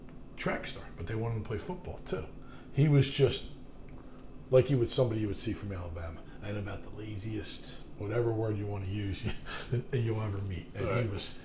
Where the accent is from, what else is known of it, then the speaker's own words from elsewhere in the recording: Ireland; I'm in a shower, like, first time in my life, thinking, I'm Irish